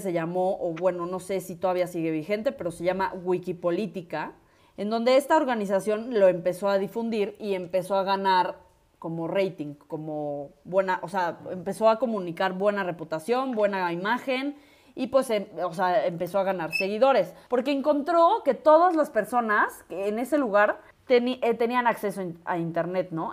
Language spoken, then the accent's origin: Spanish; Mexico; ya que estamos en México y somos mexicanas, orgullosamente mexicanas.